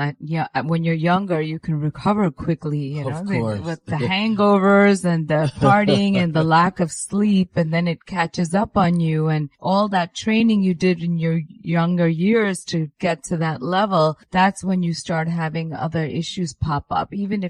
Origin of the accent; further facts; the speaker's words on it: India; I'm Indian, so we give. It was our New Year's.